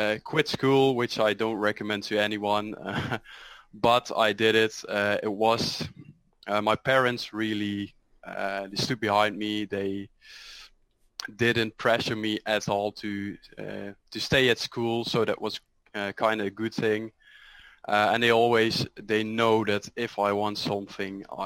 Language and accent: English; Netherlands; I'm from the Netherlands, 24 years old.